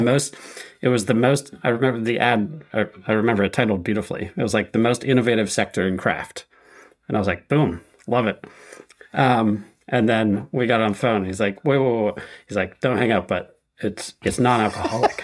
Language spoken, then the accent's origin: English; Connecticut, United States; moved away as an adult; I grew up in Connecticut